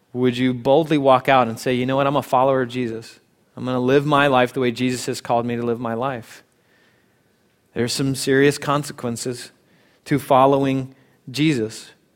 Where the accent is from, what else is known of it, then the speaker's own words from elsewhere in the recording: United States; as American Christians